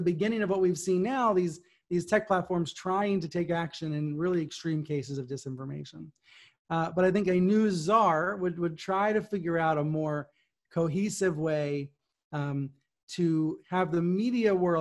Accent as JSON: {"language": "English", "town": "Damascus", "country": "United States", "tie": "born or raised there", "said": "growing up in Damascus, I knew Susan, she was the town's reporter"}